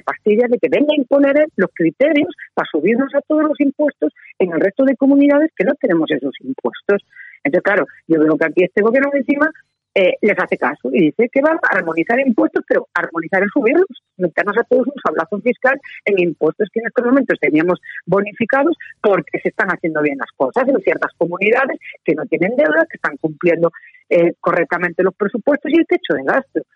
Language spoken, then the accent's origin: Spanish; Galicia, Spain; yo soy gallega